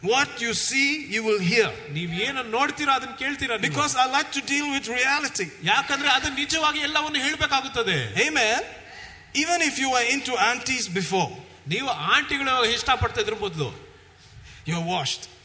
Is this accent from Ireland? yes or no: no; Tiruvalla, Kerala, India; I was walking in Tiruvalla in my hometown.